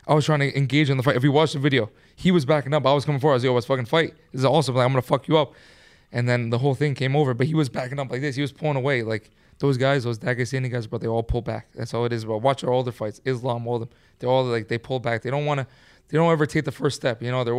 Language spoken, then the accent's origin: English; Manhattan, New York, United States; I mean, we're from New York.